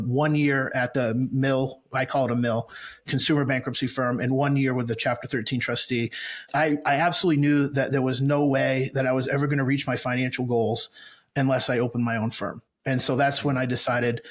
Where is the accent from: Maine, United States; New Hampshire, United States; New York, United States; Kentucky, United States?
Maine, United States; moved away as an adult; now in Brandon, United States; I grew up in Maine